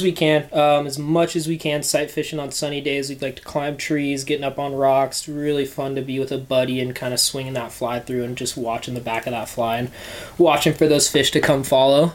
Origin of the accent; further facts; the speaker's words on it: Bend, Oregon, United States; also born or lived in Bozeman; I was born and raised here in Bend